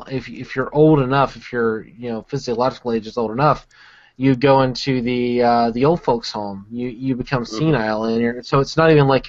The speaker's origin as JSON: {"language": "English", "region": "Alabama", "country": "United States", "tie": "born or raised there", "said": "I grew up in Alabama"}